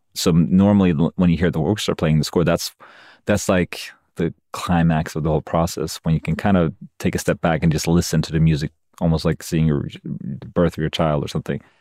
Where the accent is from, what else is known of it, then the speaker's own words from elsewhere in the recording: Sweden; moved away as an adult; now in United States; when I'm in Sweden, my home country